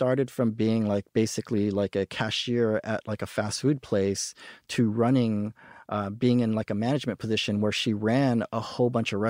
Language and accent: English; Hawaii, United States; also born or lived in California / Japan; so I was born in California. And then I grew up in my pre-elementary years in Hawaii. Then we got stationed in Japan. So I grew up, I did elementary school in Japan, moved back to Hawaii, did high school in Hawaii.